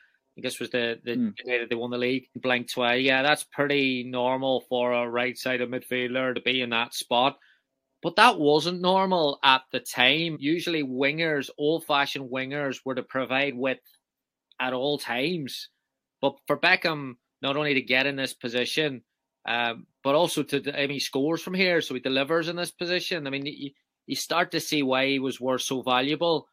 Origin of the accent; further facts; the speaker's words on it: Northern Ireland, United Kingdom; I'm from Northern Ireland